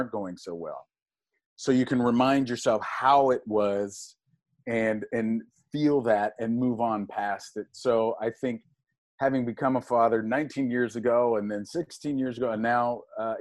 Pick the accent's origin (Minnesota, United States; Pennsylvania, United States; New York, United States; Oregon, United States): Pennsylvania, United States; Pittsburgh; moved away as an adult; I was raised in Pittsburgh, Pennsylvania